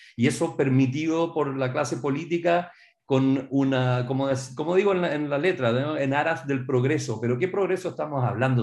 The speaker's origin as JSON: {"language": "Spanish", "country": "Chile", "moved": "yes", "said": "para mí como chileno"}